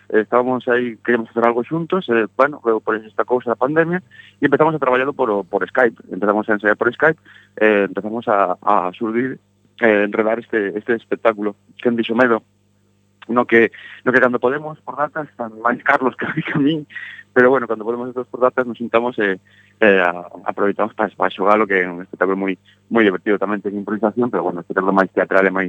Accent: Galicia, Spain; como galegos que somos

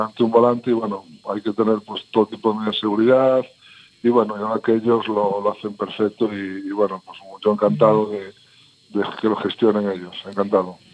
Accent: Spain; somos así los españoles

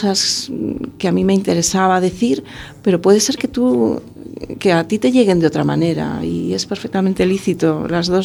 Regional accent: Madrid, Community of Madrid, Spain; now in A Coruña, Spain; Vengo de Madrid y es que no lo he echo de menos para nada ¿eh? en este

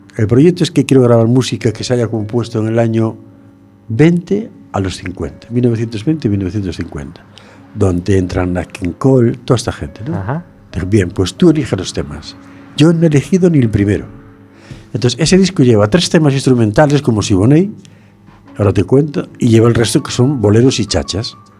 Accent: Fene, Galicia, Spain; mi pueblo, en Sillobre

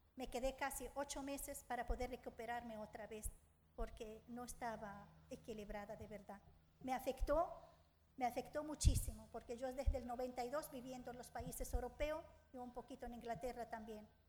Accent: Suwayda, As-Suwayda Governorate, Syria; Spanish is a second language; moved away as an adult; now in A Coruña, Spain; soy de Siria, de una ciudad que se llama Sueida

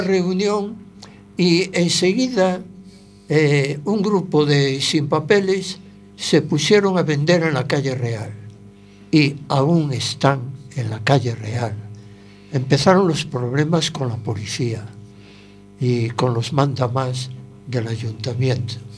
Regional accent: Spain; aunque nací en Juan Flores, en la casa de la abuela nacíamos muchos niños. Eh, enseguida me fui a vivir a las primeras casas que estaban cerquita de Ciudad Jardín

